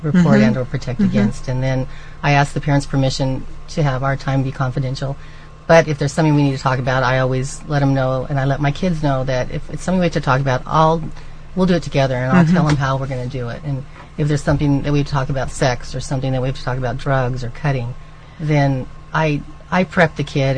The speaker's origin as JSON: {"language": "English", "town": "Anaheim", "region": "California", "country": "United States", "tie": "born or raised there", "also_born_or_lived": "Laguna", "said": "I was born and raised in Anaheim"}